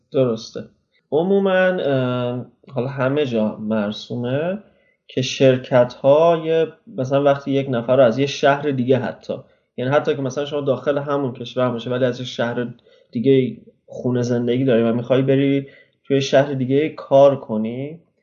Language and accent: Persian; Mashhad, Razavi Khorasan, Iran; moved away as an adult; also born or lived in Tehran; now in Netherlands; ما خودمون تهران زندگی کردیم ولی من بچه مشهدم من از 19 سالگیم تقریبا تهران بودم